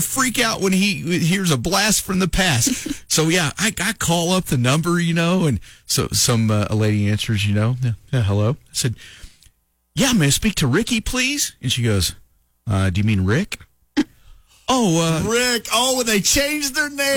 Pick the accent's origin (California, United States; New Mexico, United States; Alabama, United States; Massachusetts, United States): New Mexico, United States; Lovington; moved away; also born or lived in Oklahoma; when I was growing up in Lovington